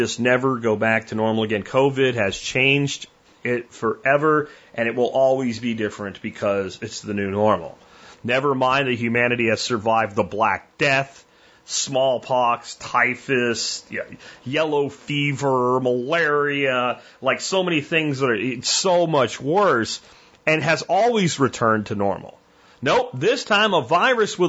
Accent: rural Pennsylvania, United States; moved away as an adult; also born or lived in Florida; now in Texas, United States; I did my high school years, and like the year before high school, in rural Pennsylvania

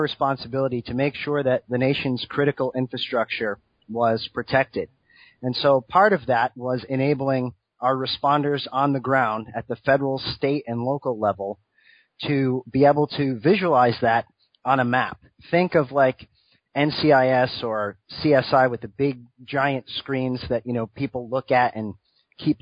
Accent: Rhode Island, United States; Originally, I'm from Rhode Island.

